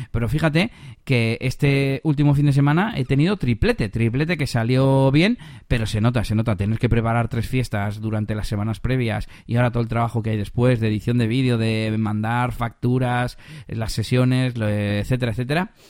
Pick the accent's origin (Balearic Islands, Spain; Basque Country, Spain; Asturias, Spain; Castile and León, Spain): Castile and León, Spain; tuve que, viajar porque era en, la, en las merindades, en la zona de mi pueblo, de hecho ya me quedé allí hasta el domingo